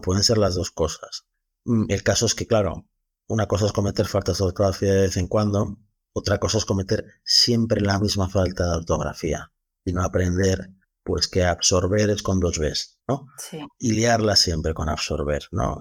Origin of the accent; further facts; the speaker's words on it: Galicia, Spain; nosotros somos gallegos